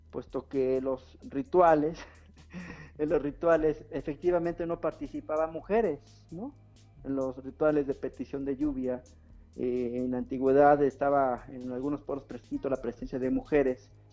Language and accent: Spanish; Mexico; el acento que tenemos aquí en México